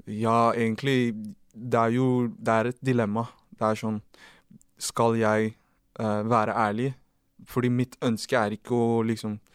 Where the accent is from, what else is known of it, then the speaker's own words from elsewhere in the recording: Oslo, Norway; Jeg er jo fra Oslo, det er en liten